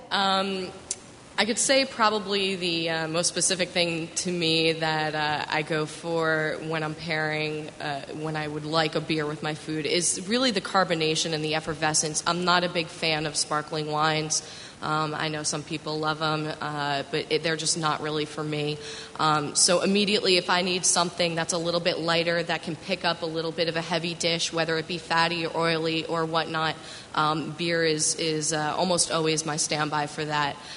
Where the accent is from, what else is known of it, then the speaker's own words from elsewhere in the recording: Westchester County, New York, United States; I grew up in the very boring suburbs of Westchester County, New York, right outside of the city